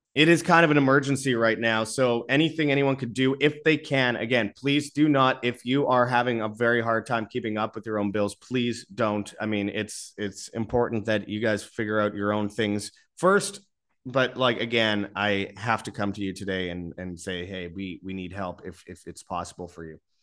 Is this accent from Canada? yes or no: yes; Canada; now in Mexico; I live in Mexico. I'm a Canadian